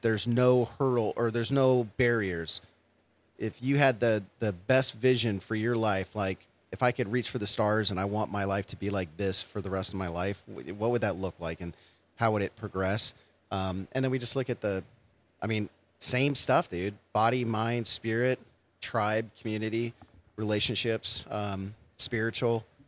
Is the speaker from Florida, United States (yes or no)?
no; San Francisco Bay Area, California, United States; now in Long Beach, United States; I'm from the Bay Area